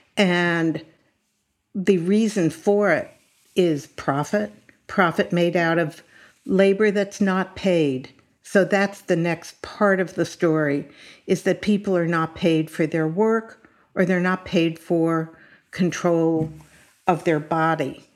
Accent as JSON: {"language": "English", "town": "Los Angeles", "region": "California", "country": "United States", "tie": "born or raised there", "said": "as a Californian, and I was born in Los Angeles, grew up in California"}